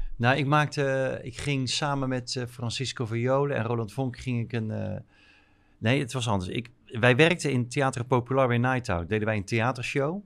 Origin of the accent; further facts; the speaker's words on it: North Brabant, Netherlands; moved away as an adult; also born or lived in Rotterdam; ik kom eigenlijk helemaal niet uit Rotterdam, ik kom eigenlijk uit Brabant, uit Schat.